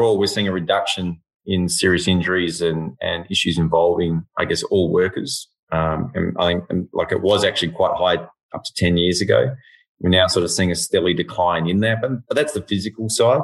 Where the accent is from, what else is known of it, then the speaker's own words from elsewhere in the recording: Western Australia, Australia; now in Victoria, Australia; being West Aussie